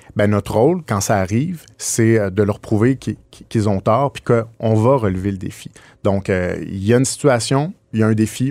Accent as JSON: {"language": "French", "region": "Quebec", "country": "Canada", "said": "on est québécois"}